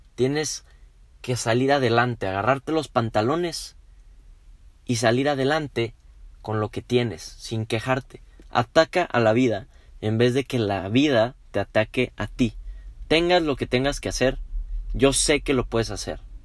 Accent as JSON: {"language": "Spanish", "country": "Mexico", "said": "somos muchos los mexicanos"}